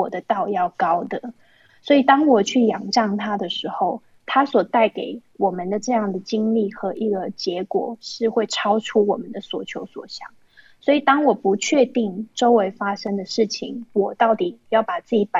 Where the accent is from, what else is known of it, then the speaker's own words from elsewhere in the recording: Taiwan; moved away as an adult; now in China; 最让我印象深刻的就是我从台湾搬来大陆的时候